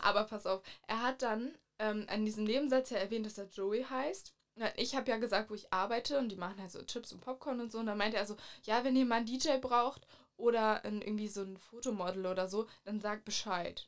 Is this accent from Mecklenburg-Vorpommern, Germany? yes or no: yes; Mecklenburg-Vorpommern, Germany; moved away; ich komme eigentlich aus Mecklenburg.